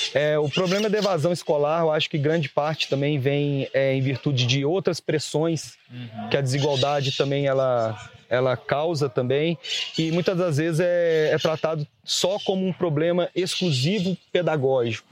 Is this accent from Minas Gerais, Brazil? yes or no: yes; Barroso, Minas Gerais, Brazil; sou de Barroso